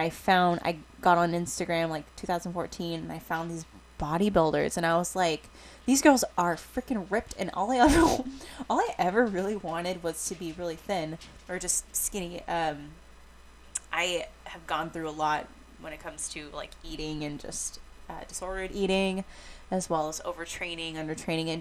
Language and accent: English; Washington, United States; I grew up and live in Washington State